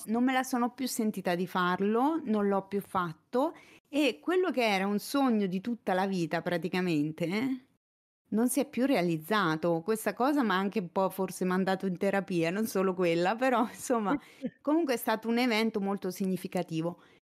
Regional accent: province of Fermo, southern Marche, Italy; moved away as an adult; also born or lived in Urbino; now in Pesaro, Italy; sono cresciuta mh, mm, nelle basse Marche, in provincia di Fermo

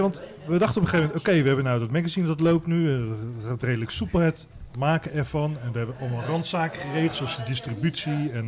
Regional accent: Rotterdam, South Holland, Netherlands; ik kom zelf van oorsprong uit Rotterdam

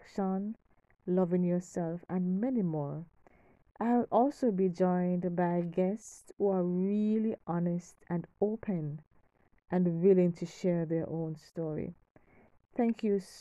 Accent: Kingston, Kingston Parish, Jamaica; I'm from Kingston, Jamaica

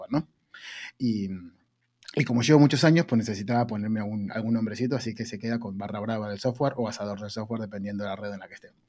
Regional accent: Argentina; now in Spain; si piensan, che, qué raro que habla este pibe, es porque soy argentino. Pero si piensan, che, tampoco habla tan raro este pibe, es porque llevo 20 años en España.

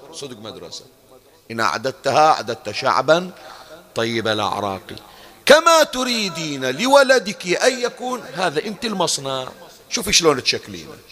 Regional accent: Bahrain; احنا عندنا بالبحرين

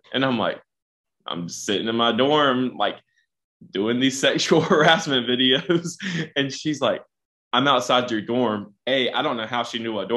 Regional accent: Smithfield, United States; we're both from Smithfield

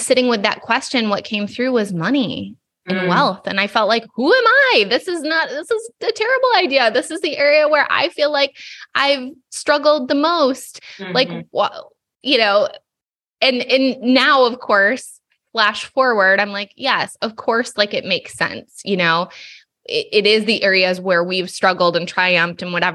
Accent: Allegan, Michigan, United States; moved away as an adult; now in California, United States; I grew up in Southwest Michigan, like Kalamazoo, Grand Rapids area

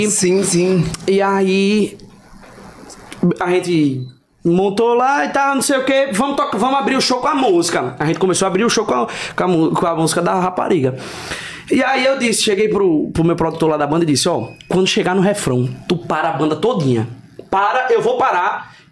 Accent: Recife, Pernambuco, Brazil; Eu sou de Recife, a galera de Maceió cantando, Sertânia cantando

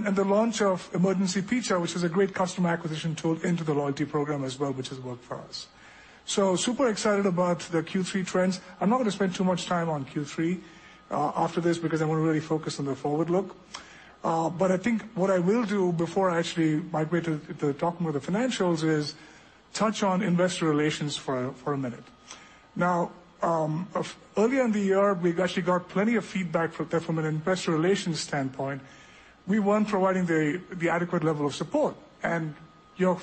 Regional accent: India; also born or lived in Europe; now in United States; I grew up in India, but I've actually spent about 30 years living between the United States and different countries in Europe, four different countries in Europe.

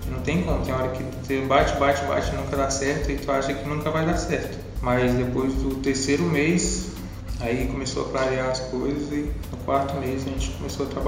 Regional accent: Rondônia, Brazil; moved away; eu só vim de Rondônia pra cá, eu não conhecia a cidade, não conhecia ninguém.

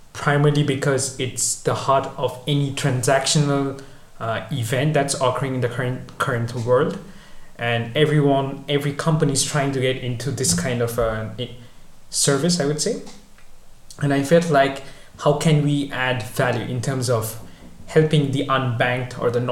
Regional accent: Kolkata, West Bengal, India; moved away as an adult; also born or lived in Milan, Italy / Netherlands; originally I'm from India, from a city called Kolkata, city of Mother Teresa, if everyone knows it, I guess. I grew up there, was raised there

